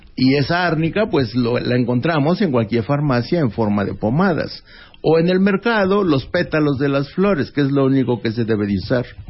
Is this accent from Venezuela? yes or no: no; Doctor Mora, Guanajuato, Mexico; en Doctor Mora, Guanajuato, que fue donde yo nací